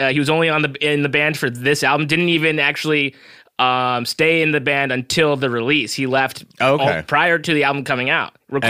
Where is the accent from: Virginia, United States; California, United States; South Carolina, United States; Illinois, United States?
California, United States; Southern; I grew up here in Southern California, so I've always been around my people, like Mexican people